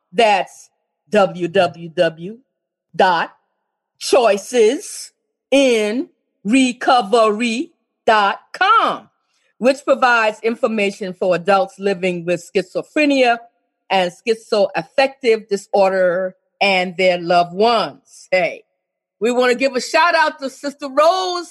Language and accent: English; South Carolina, United States; accent: Geechee; I'm a Geechee from South Carolina